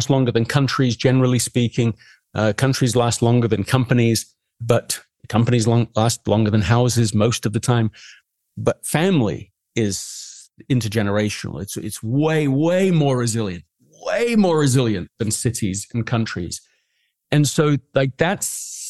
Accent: England, United Kingdom; I grew up in England

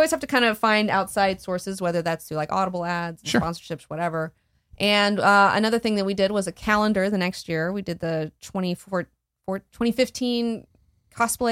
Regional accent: Huntsville, Alabama, United States; I grew up in Huntsville, Alabama.

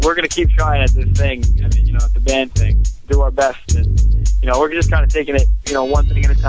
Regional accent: New York, United States; I'm 21 years old as well. I'm from Colmac, New York.

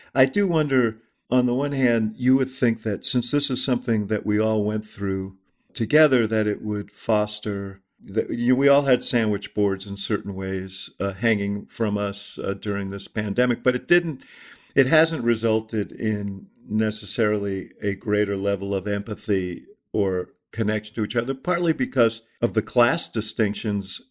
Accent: New York, United States; I grew up in Stuyvesant Town in New York

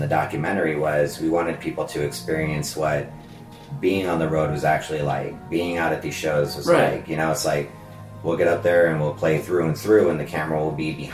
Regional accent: Southern California, United States; born or raised there; also born or lived in Las Vegas, Nevada

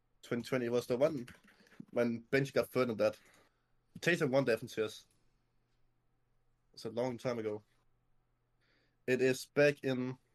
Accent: Denmark; 17 years old. I'm from Denmark

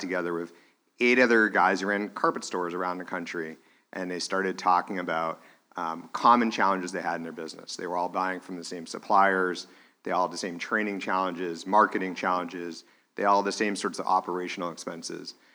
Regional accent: Manchester, New Hampshire, United States; when I was growing up in Manchester, New Hampshire

